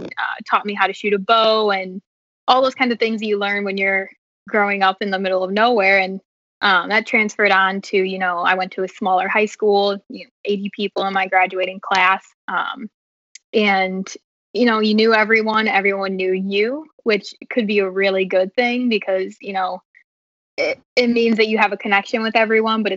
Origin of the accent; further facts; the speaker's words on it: near Oglesby, Illinois, United States; moved away as an adult; Oglesby is like 20 minutes from my hometown, and that's actually where my mom was born and raised